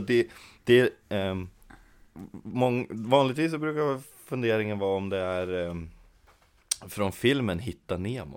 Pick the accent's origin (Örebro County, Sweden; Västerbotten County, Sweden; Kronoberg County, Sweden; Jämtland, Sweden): Jämtland, Sweden; Kännåsen; Jag kommer utanför Östersund. Eh, från en liten by som heter Kännåsen